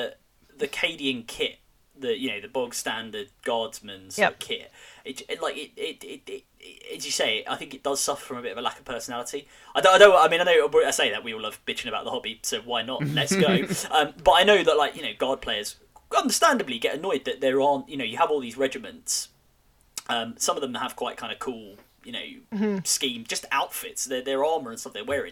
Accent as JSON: {"language": "English", "region": "London", "country": "United Kingdom", "said": "as a Londoner"}